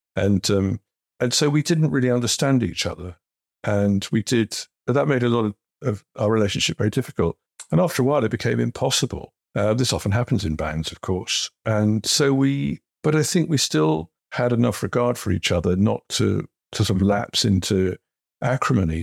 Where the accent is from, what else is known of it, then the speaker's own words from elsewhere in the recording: Kettering, East Midlands, United Kingdom; I grew up in Kettering in the 1960s and 70s